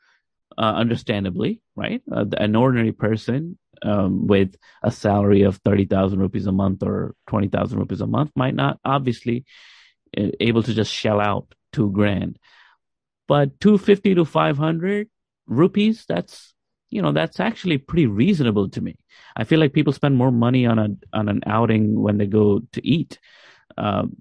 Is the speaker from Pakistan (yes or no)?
yes; Pakistan; as a Pakistani fan